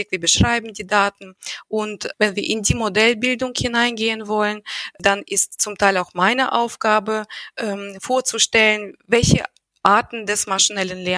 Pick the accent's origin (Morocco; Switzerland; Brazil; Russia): Russia; ich bin, weil ich in Russland aufgewachsen bin, habe ich irgendwie nicht dieses Mindset, dass Frauen insbesondere betrachtet werden müssen.